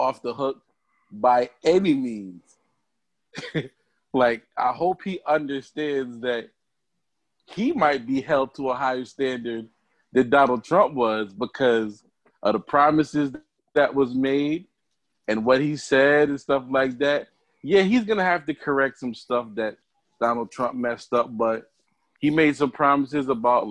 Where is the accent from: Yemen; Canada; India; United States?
United States; Connecticut; I'm from Connecticut though, so, and I live in the, burbs